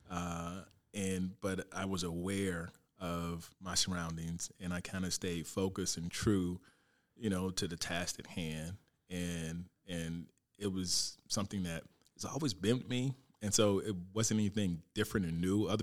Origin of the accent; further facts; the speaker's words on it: Fort Pierce, Florida, United States; moved away as an adult; I'm from Fort Pierce, uh, Florida. So it all started in Little League in Fort Pierce. Um, from Little League to high school to Fort Pierce Westwood High School, go Panthers.